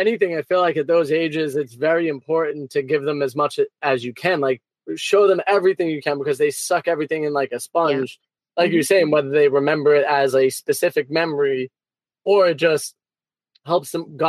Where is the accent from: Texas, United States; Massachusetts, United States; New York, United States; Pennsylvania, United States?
New York, United States; New York City; moved away; also born or lived in Florida; I grew up in Brooklyn, in New York, and it was an amazing place to grow up.